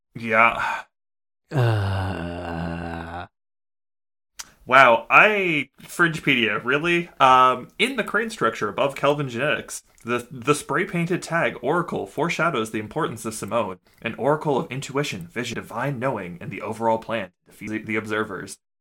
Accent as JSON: {"language": "English", "country": "Canada", "said": "we're Canadian"}